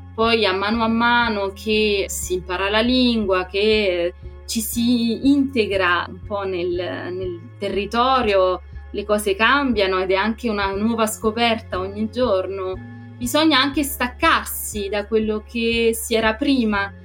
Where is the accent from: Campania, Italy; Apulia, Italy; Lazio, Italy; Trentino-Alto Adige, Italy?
Campania, Italy; Naples; moved away as an adult; now in Paris, France; io che vengo da Napoli